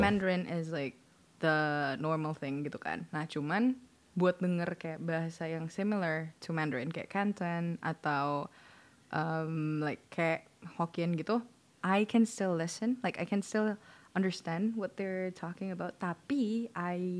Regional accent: Indonesia; gue orang Indo

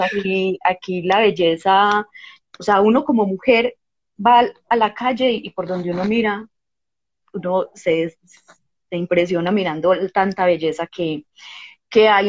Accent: Colombia; also born or lived in Medellín, Colombia; yo nací en Colombia

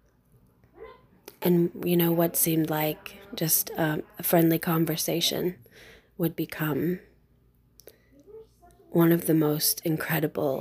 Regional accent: Carbondale, Illinois, United States; I'm from Carbondale, Illinois, in the United States

